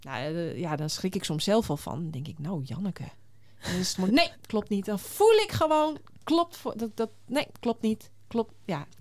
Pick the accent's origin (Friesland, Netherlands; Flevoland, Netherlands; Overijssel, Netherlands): Friesland, Netherlands; ik ben in Friesland geboren